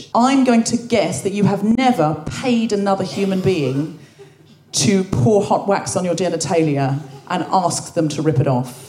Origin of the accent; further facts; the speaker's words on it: Australia; now in United Kingdom; never went back to Australia to live, and always figured that though I felt more British, identify as British, that there was a little bit of Australian still in me.